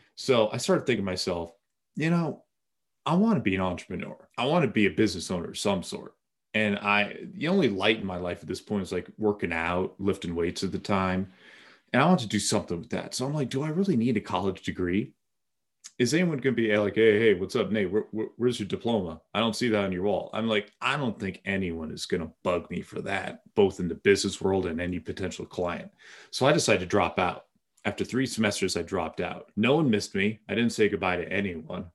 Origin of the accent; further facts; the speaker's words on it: Bedford, Massachusetts, United States; I grew up in Massachusetts